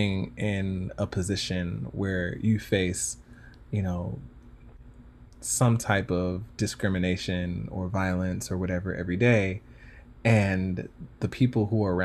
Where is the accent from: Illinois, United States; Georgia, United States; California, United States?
Georgia, United States; Stone Mountain; I grew up in Stone Mountain, Georgia, and in the South